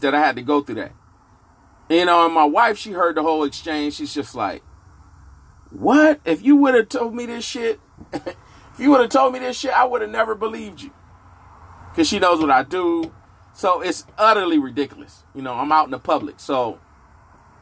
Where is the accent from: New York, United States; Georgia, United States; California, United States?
California, United States; Inglewood; I grew up in Inglewood, California